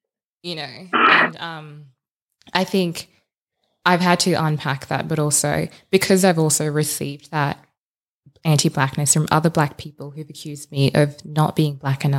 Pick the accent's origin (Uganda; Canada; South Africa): Uganda; also born or lived in South Sudan; now in Australia; I haven't been back to my home country. I'm Ugandan and South Sudanese, by the way.